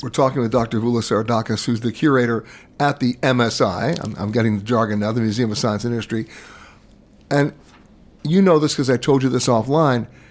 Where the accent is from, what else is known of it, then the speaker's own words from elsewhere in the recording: New York, United States; I grew up in New York